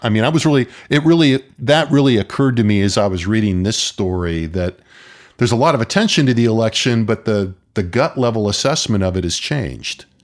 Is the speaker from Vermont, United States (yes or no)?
no; Southern California, United States; I grew up in Southern California